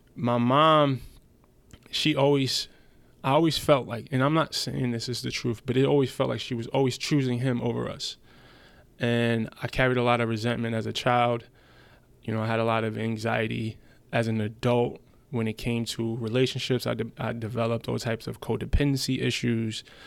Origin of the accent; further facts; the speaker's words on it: United States; English is a second language; also born or lived in Germany; I moved back to America with my mom when I was seven.